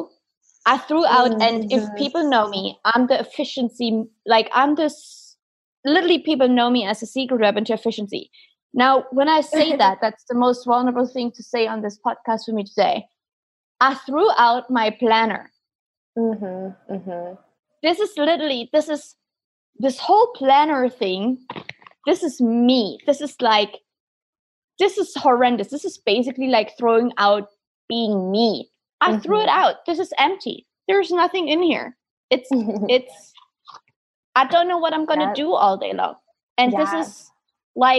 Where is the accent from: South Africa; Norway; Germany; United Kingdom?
Germany; moved away; I'm from Germany originally